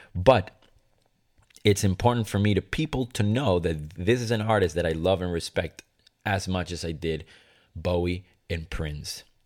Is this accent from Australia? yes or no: no; Venezuela; moved away; Growing up in Venezuela